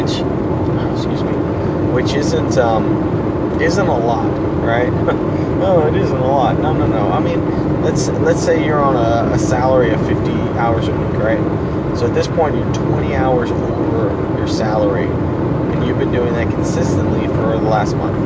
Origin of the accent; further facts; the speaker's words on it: Houston, Texas, United States; I'm from Houston